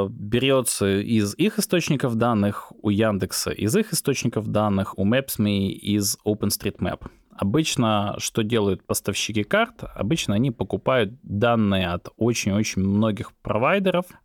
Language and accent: Russian; Belarus; а я сам из Беларуси